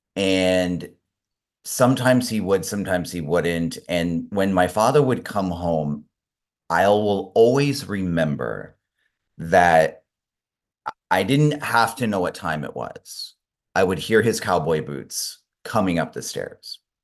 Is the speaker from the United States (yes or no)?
yes; Omaha, Nebraska, United States; also born or lived in Spain; now in Los Angeles, United States; I grew up in Omaha, Nebraska